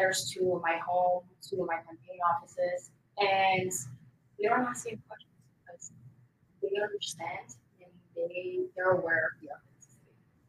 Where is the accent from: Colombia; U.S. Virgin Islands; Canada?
Colombia; now in United States; I'm from Colombia, made in the USA.